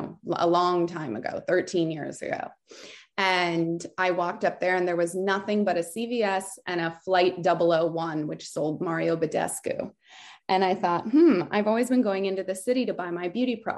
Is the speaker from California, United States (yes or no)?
yes; Southern California, United States; also born or lived in France / Aspen; I was born in France and I grew up in California, Southern California